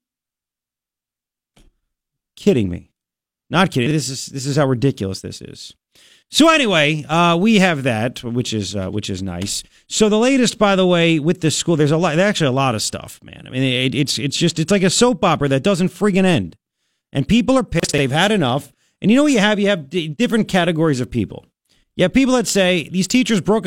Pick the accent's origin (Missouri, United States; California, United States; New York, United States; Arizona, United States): New York, United States; moved away; I grew up in New York